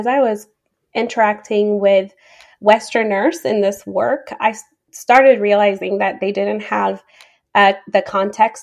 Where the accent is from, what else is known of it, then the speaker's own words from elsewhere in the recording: Addis Ababa, Ethiopia; now in United States; So I am originally from Ethiopia. I was born and raised there. I grew up in the capital city, Addis Ababa.